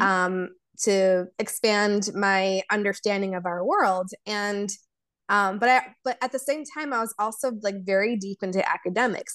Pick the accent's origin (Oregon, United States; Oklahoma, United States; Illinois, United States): Illinois, United States; Chicago; first language Polish and Serbian; English is a second language; growing up in America